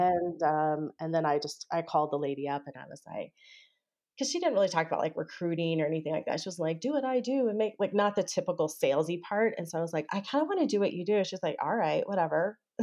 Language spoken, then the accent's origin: English; Texas, United States; I grew up in Texas